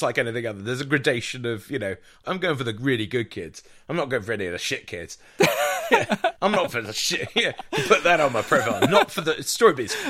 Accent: Jersey; also born or lived in South London; now in London, United Kingdom; i'm not english i'm british but i'm from jersey uh, i happen to live in south london

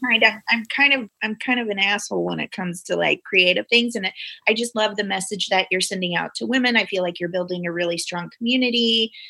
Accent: Springfield, Missouri, United States; accent: Missouri; moved away as an adult; now in St. Louis, United States; I grew up in Springfield

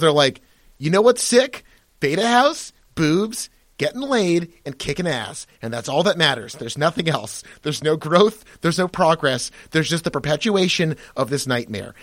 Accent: United States; I am American by virtue of, you know, my birth, where I live, where I pay taxes.

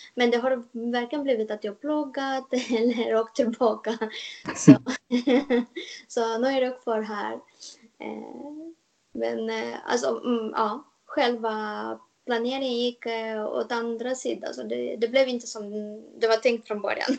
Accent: Moldova; Swedish is a second language; moved away as an adult; now in Stockholm, Sweden; jag kommer ursprungligen från Moldavien

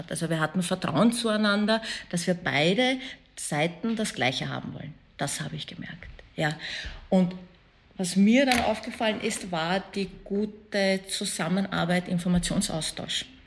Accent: Afghanistan; Ich glaube, als Afghanin verändert sich halt

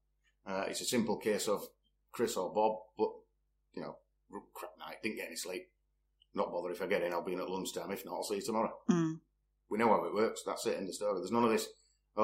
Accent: Leeds, Yorkshire and the Humber, United Kingdom; now in Richmond, United Kingdom; born and bred in Leeds.

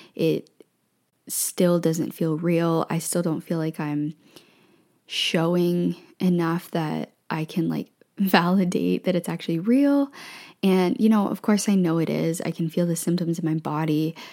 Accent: Ontario, Canada; moved away as an adult; also born or lived in Ottawa / Thailand / Vancouver; We moved from Vancouver to Ontario. My family is in Ontario, and we moved back to where my family is.

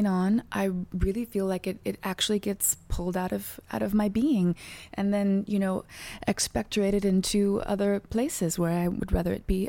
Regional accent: Texas, United States; Because I'm from Texas

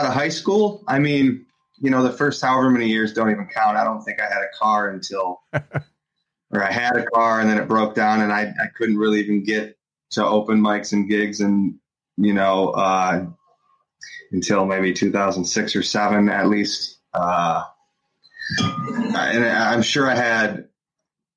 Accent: Muskegon, Michigan, United States; now in Grand Rapids, United States; I grew up in Muskegon

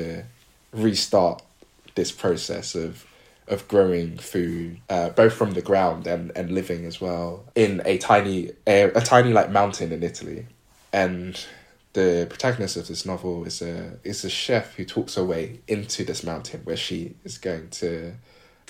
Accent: United Kingdom; as a British Ghanaian

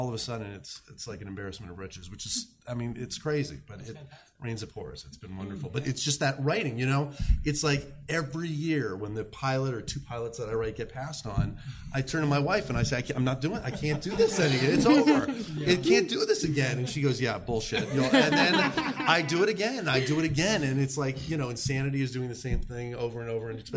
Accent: the Valley, California, United States; my life growing up in the Valley

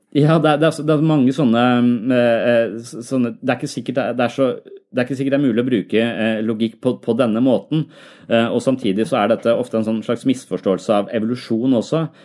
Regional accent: Tønsberg, Vestfold, Norway; jeg er jo fra Tønsberg selv

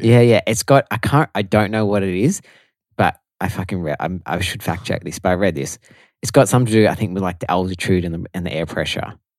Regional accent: Melbourne, Victoria, Australia; also born or lived in Italy; So, obviously, we are from Melbourne. I've never lived anywhere else besides Melbourne my whole life.

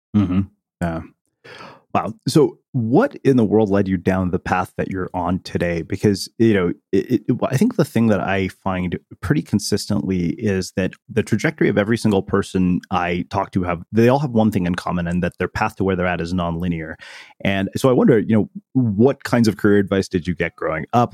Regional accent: Texas, United States; I, I grew up in Texas as well

